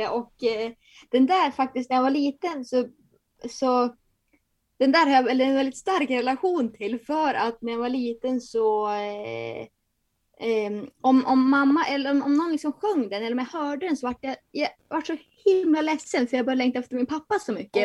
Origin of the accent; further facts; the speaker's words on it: Bjärme, Jämtland, Sweden; also born or lived in Börön; Jag är ju från Bjärme, där Bodil också är från